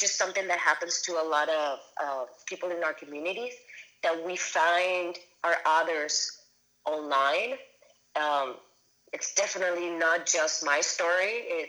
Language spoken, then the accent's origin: English; Caracas, Capital District, Venezuela; and I grew up in Caracas, Venezuela, like super Catholic, super conservative country.